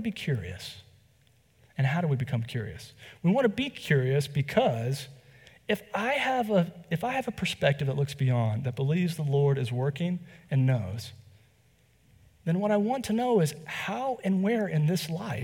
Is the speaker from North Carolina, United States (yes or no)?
yes; North Carolina, United States; I'm from the South. I'm from here in North Carolina as well